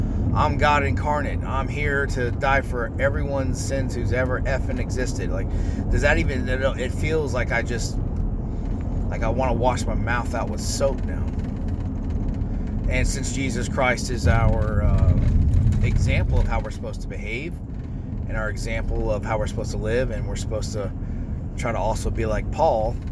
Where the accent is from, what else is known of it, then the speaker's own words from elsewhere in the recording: North Florida, United States; I grew up born and raised in North Florida, where country music is pretty popular here